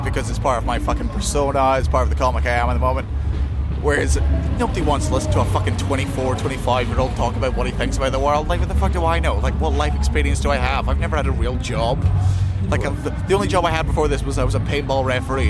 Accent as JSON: {"language": "English", "region": "Scotland", "country": "United Kingdom", "said": "I'm fucking Scottish"}